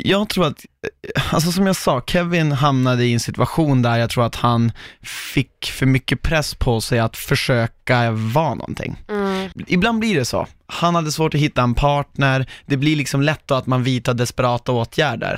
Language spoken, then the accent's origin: Swedish; Norrland, Sweden; accent: norrländska; när jag pratar norrländska.